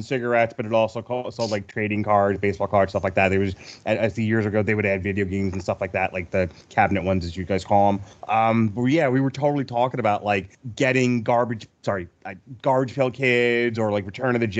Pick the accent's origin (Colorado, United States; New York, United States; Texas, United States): New York, United States; Long Island; we're both from Long Island